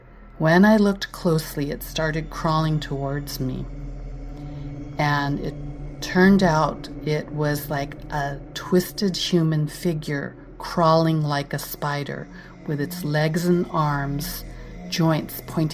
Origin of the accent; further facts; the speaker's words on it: California, United States; I was born and raised in California, so ice is not a familiar thing to me.